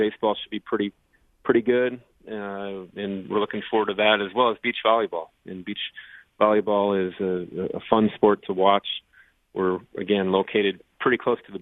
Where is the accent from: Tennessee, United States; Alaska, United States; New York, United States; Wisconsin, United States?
Wisconsin, United States; moved away; I'm originally from the state of Wisconsin. So from a professional sports standpoint, grew up as a huge, obviously, Brewers, Bucks, Packers